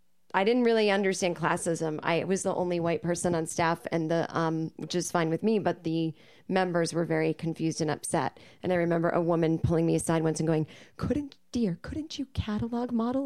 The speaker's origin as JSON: {"language": "English", "area": "suburbs of Boston", "region": "Massachusetts", "country": "United States", "tie": "born or raised there", "moved": "as an adult", "lives_now": "Los Angeles, United States", "said": "So lived with my parents in the suburbs."}